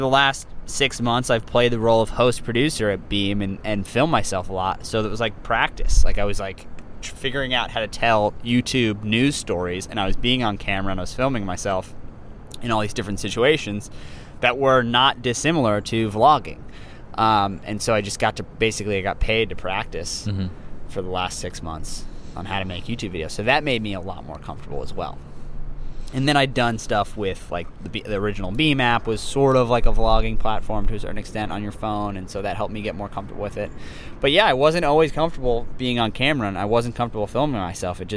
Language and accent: English; New York City, New York, United States; growing up in New York City